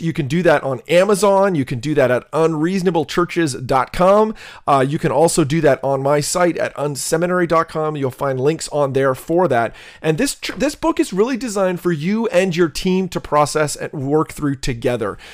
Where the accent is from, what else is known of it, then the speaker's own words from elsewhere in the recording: Canada; now in United States; I'm a Canadian